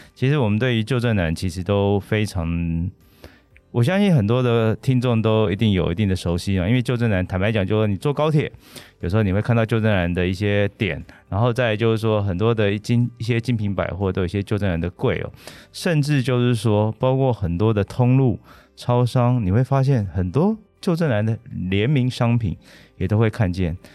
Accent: Banqiao, New Taipei, Taiwan; 像我自己是板桥人，嗯哼。所以我从小都吃板桥长兴豆沙饼

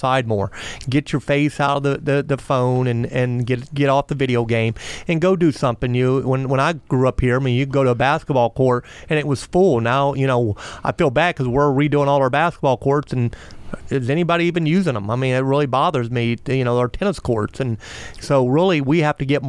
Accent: Melbourne, Florida, United States; I grew up here, I'm from here, I love my hometown

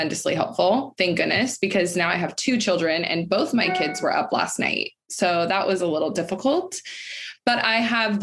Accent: Folsom, California, United States; I'm from Folsom. It's like a really small town

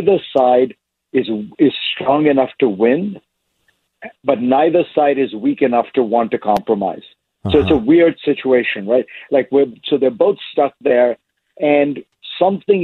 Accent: India; moved away; I grew up in India

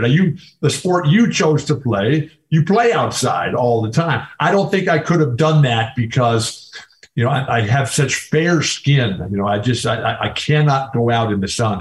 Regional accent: San Diego, California, United States; your roots come from San Diego, which is my hometown.

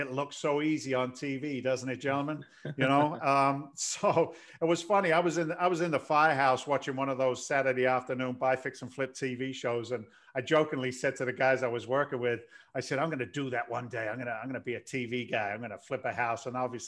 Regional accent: London, United Kingdom; now in United States; Your accent's kind of bizarre. I'm an immigrant to the States. I came here in 86 from London.

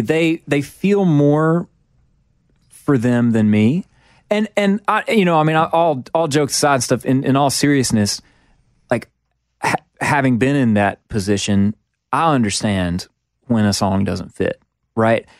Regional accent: Mississippi, United States; growing up in Mississippi

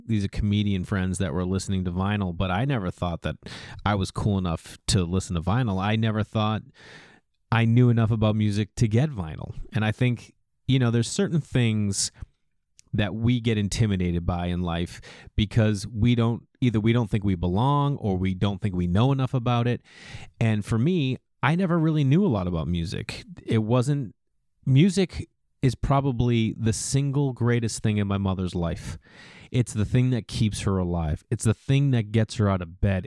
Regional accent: Stoneham, Massachusetts, United States; We grew up outside of Boston in a small town, Stoneham, Massachusetts

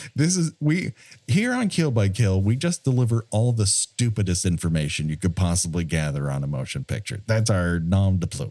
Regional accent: Southern California, United States; I grew up here in Southern California

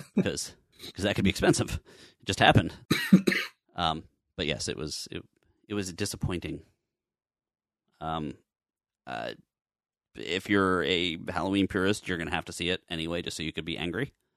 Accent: Canada; I'm Canadian

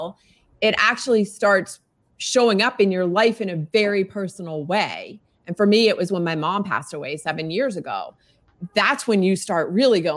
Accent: Virginia, United States; also born or lived in South Florida; I am a Virginian. I'm in Northern Virginia outside of DC metro

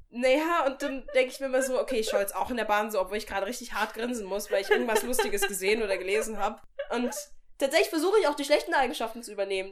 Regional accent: Germany; dort war ich natürlich die Deutsche

